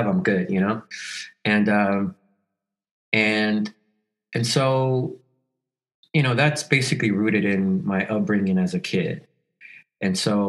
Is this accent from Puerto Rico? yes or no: no; El Salvador; now in Los Angeles, United States; I'm from El Salvador